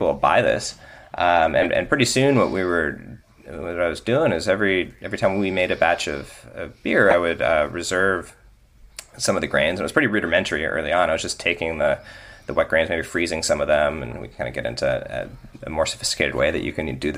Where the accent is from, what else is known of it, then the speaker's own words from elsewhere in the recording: Northern California, United States; I grew up in Northern California with a vegetable garden in my backyard